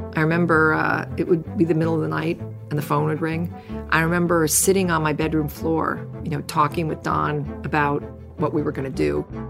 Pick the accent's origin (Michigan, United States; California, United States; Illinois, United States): California, United States; San Francisco; I was born and raised in San Francisco, and I brought my whole family who are rabid Giants fans